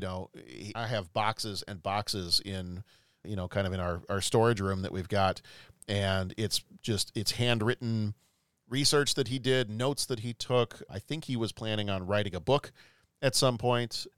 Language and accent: English; the South, United States; growing up in the South